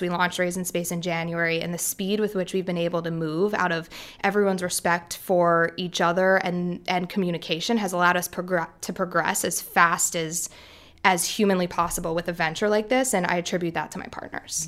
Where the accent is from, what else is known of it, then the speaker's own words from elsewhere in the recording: Philadelphia, Pennsylvania, United States; I was born in Philly. I am Philly by blood.